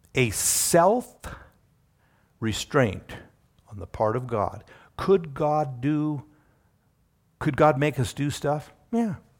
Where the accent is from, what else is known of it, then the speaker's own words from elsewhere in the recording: Wyoming, United States; I'm a Wyomingite